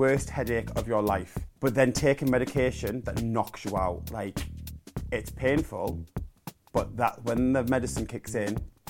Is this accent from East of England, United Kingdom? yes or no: no; Darlington, North East England, United Kingdom; I'm 30-something years old. I'm from Darlington.